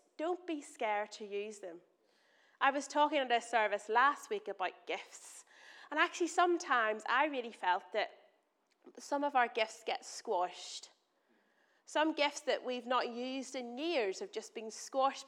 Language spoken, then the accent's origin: English; Northern Ireland, United Kingdom; moved away; I'm from Northern Ireland. I'm going to say words that probably don't make sense to you in my accent.